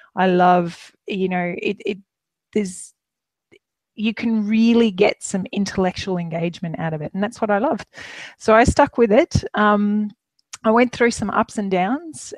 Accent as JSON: {"language": "English", "region": "Queensland", "country": "Australia", "also_born_or_lived": "Melbourne", "moved": "as an adult", "said": "we're Queenslanders originally, but uh, we were in Melbourne for almost 10 years"}